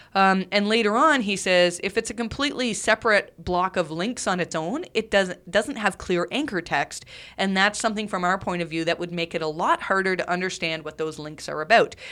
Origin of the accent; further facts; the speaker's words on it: Canada; I'm Canadian